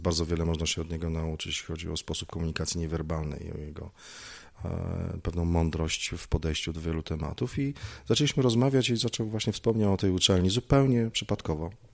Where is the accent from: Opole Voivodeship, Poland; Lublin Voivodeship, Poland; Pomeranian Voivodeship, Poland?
Lublin Voivodeship, Poland; Lublin; also born or lived in Gliwice; wróciłem do rodzinnego Lublina